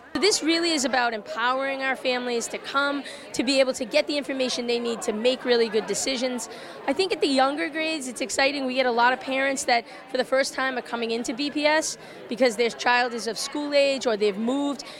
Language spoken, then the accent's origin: English; Boston, Massachusetts, United States; I am an alumni of Boston Public Schools